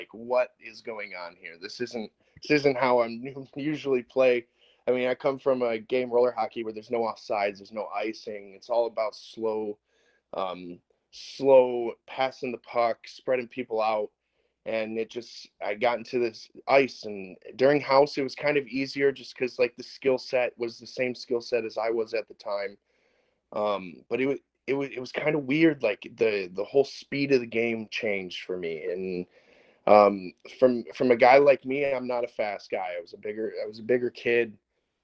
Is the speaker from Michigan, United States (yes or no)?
yes; Madison Heights, Michigan, United States; I'm from Madison Heights, Michigan.